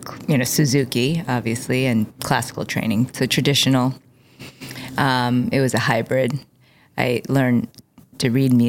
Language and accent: English; Chicago, Illinois, United States; I was actually born and raised in Lincoln Park.